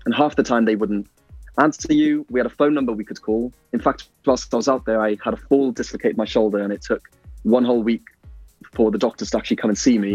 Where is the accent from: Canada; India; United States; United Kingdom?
United Kingdom; Pembroke Dock, Wales; also born or lived in Italy; I'm from Pembroke Dock, and you know, I wanted to be home